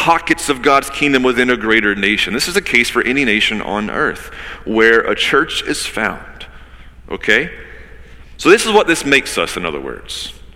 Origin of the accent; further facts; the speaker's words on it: United States; I'm an American